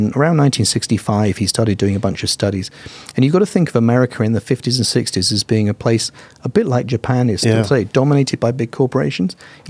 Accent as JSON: {"language": "English", "country": "Vietnam", "said": "Vietnam. We were boat people. I was in an open boat at sea for like weeks."}